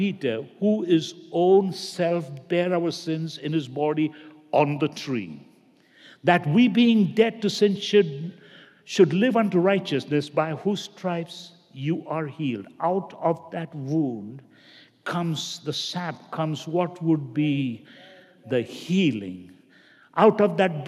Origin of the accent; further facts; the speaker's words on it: India; moved away; I grew up basically in India, and where my parents come from, south, very common to have rubber estate